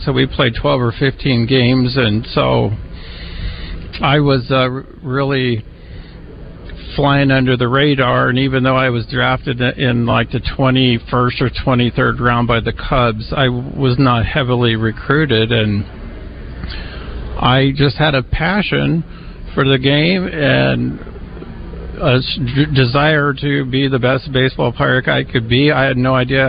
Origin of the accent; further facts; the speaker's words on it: Colorado Springs, Colorado, United States; moved away; also born or lived in Fayetteville, Arkansas; I grew up in Colorado Springs